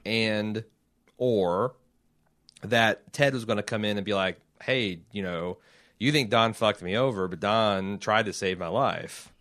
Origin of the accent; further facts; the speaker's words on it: Indianapolis, Indiana, United States; I'm from Indianapolis